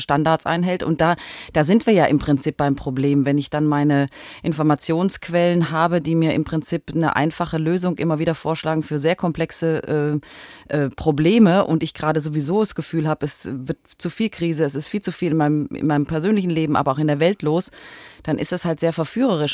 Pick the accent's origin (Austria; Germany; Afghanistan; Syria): Germany; Southern Germany; moved away; also born or lived in Hamburg; ich komme aus Süddeutschland ursprünglich